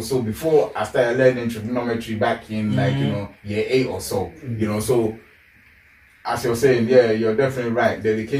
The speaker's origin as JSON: {"language": "English", "country": "Ghana", "tie": "born or raised there", "moved": "yes", "lives_now": "London, United Kingdom", "said": "I went to private school when I was in Ghana"}